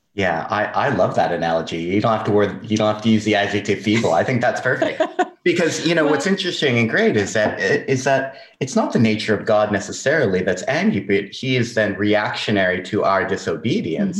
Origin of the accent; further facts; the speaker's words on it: Southern California, United States; moved away as an adult; I'm from Southern California